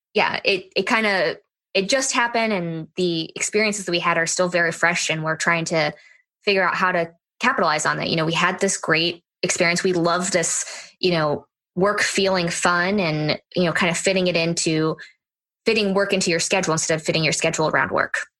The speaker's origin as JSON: {"language": "English", "region": "Florida", "country": "United States", "moved": "as an adult", "lives_now": "Hawaii, United States", "said": "We're from Florida, so we don't know anything about the winter"}